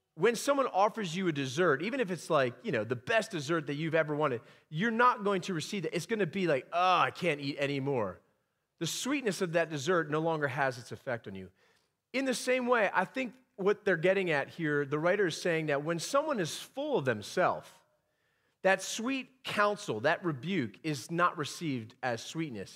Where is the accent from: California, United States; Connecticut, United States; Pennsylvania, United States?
Pennsylvania, United States; moved away; I'm from the great state of Pennsylvania